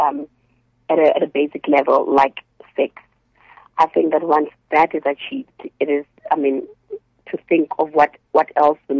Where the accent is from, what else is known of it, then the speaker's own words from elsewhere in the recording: Polokwane, Limpopo, South Africa; Polokwane, with my hometown